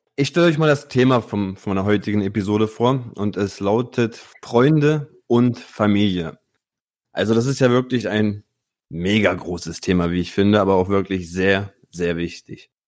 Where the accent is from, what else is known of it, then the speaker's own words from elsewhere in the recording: Italy; Bei uns in Italien